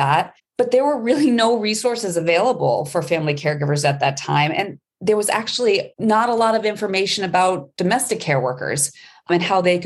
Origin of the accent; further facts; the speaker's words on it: Maine, United States; I am from Maine. I'm a tried and true Mainer and went to undergrad in Maine